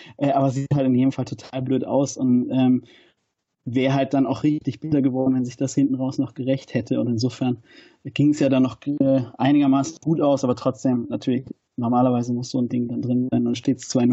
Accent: Winnenden, Baden-Württemberg, Germany; also born or lived in Stuttgart; now in Nuremberg, Germany; Ich bin in Stuttgart geboren, bin in Winnenden aufgewachsen

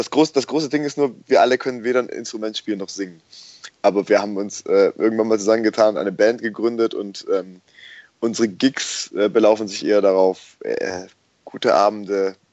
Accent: Urbach, Baden-Württemberg, Germany; ich, ich komme ja aus dem, aus dem Remstal und, und ähm, habe in Urbach mein Elternhaus

